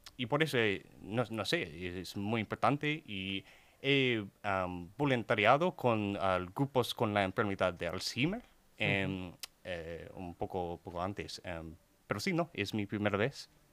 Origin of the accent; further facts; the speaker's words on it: Houston, Texas, United States; Spanish is a second language; soy de Texas, eh, de Houston